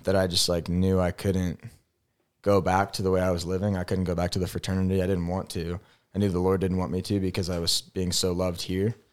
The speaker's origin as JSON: {"language": "English", "town": "St. Louis", "region": "Missouri", "country": "United States", "also_born_or_lived": "Kansas", "moved": "as an adult", "said": "I'm from Saint Louis, Missouri, the Lou."}